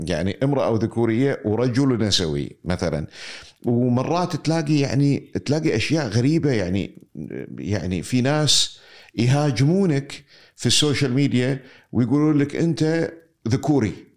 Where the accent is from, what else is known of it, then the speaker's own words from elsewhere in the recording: Kuwait; كوني كويتي بفكر واحتياجاتي بتكون مختلفة عن رجل ثاني عايش معي بالكويت